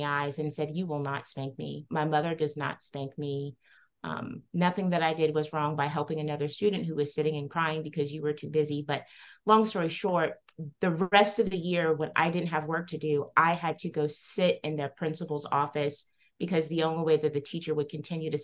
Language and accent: English; the South, United States; I grew up in the South as a young Black woman